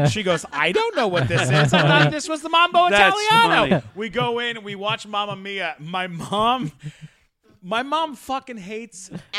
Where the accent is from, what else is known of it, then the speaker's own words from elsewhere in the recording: London, Ontario, Canada; I'm from London, Ontario, from Canada.